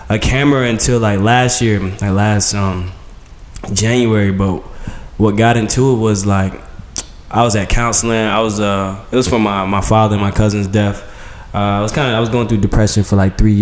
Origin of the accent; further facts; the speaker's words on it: Goldsboro, North Carolina, United States; also born or lived in Fayetteville, North Carolina; I was born in Fayetteville, North Carolina, raised in Goldsboro